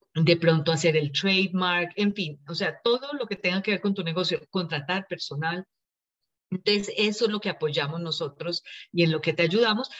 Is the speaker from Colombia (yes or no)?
yes; Colombia; moved away as an adult; also born or lived in India; now in Los Angeles, United States; Nací en la India, cuando tenía cinco años nos fuimos para Colombia, allá crecí, allá estudié, me gradué, me casé y luego ya hace casi 22 años que nos vinimos para acá, para Los Ángeles